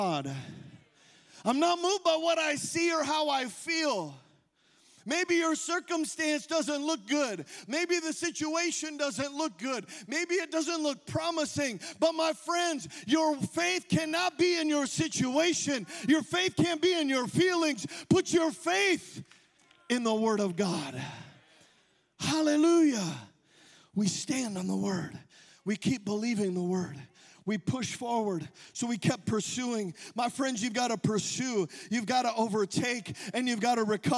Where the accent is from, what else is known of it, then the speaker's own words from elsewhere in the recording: United States; I'm an American.